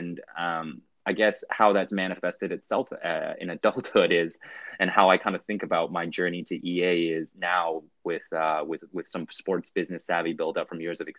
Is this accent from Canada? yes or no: yes; Vancouver, British Columbia, Canada; also born or lived in Hong Kong / Singapore / Germany; I grew up in Hong Kong. I was born in Hong Kong. And actually grew up in Vancouver, British Columbia in Canada with a stint in between there in Singapore and Germany.